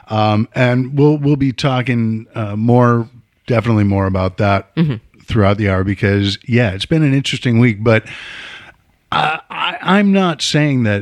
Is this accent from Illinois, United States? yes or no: yes; Chicago, Illinois, United States; moved away; I am originally from Chicago